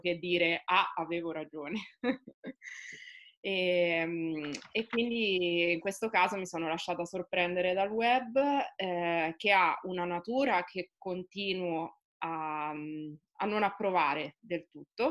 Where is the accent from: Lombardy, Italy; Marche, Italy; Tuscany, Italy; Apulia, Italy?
Marche, Italy; Osimo; now in Recanati, Italy; Io vivo a Recanati, sono di Osimo, eh, quindi lavoro e vivo nel contesto marchigiano